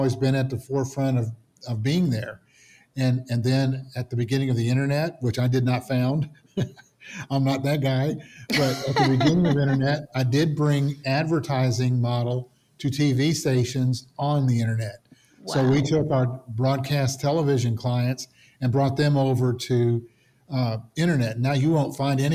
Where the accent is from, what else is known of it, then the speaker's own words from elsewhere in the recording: the South, United States; growing up in the South